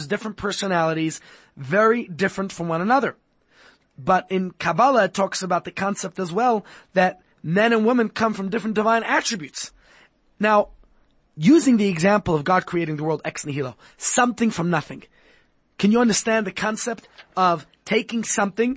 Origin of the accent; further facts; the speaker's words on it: New York City, New York, United States; I grew up in Brooklyn, New York